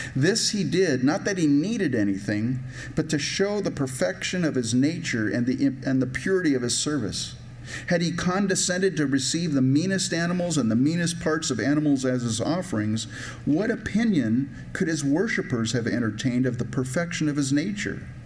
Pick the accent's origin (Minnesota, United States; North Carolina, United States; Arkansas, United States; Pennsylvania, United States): Minnesota, United States; I'm from Minnesota